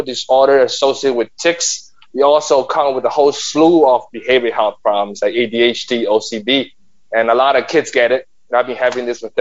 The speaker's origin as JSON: {"language": "English", "country": "China", "moved": "yes", "lives_now": "New York City, United States", "said": "I've been a New Yorker for the past 30 years. I'm an immigrant from China."}